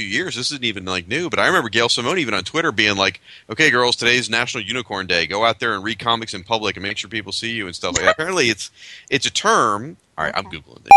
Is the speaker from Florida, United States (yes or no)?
yes; Tallahassee, Florida, United States; here in my hometown, Tallahassee